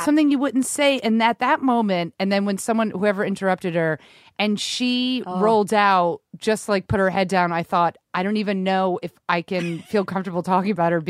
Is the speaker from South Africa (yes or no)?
no; Rhode Island, United States; We grew up in Rhode Island.